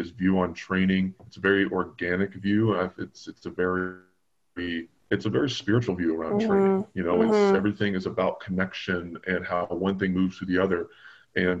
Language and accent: English; Bowling Green, Kentucky, United States; moved away as an adult; now in California, United States; I was born and raised in Bowling Green, Kentucky